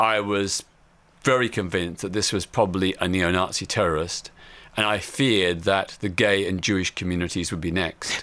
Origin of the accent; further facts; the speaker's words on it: Melbourne, Victoria, Australia; I was living in my hometown of Melbourne, Australia.